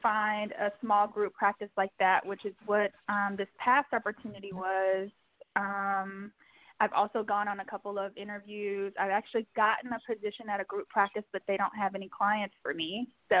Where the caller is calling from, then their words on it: New York City, New York, United States; I'm calling from New York City.